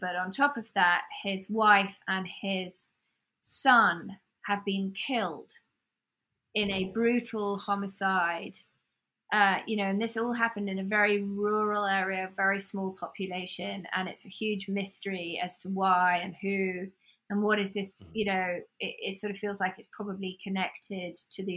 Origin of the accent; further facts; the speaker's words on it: United Kingdom; accent: British; now in United States; I have a British accent